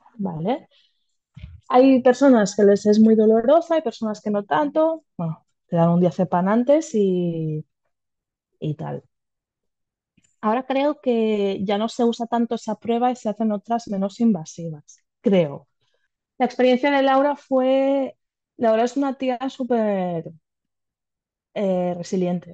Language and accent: Spanish; a town bordering Barcelona, Catalonia, Spain; nosotras somos de una ciudad colindante de Barcelona, no somos de Barcelona capital